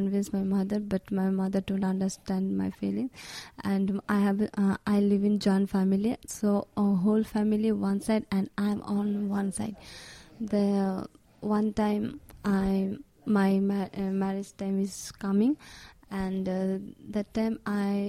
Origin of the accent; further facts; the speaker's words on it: Bangladesh; from Bangladesh.